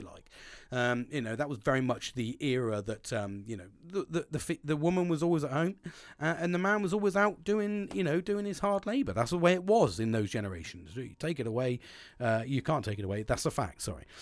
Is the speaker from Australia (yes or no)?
no; United Kingdom; I'm a British sarcastic twat.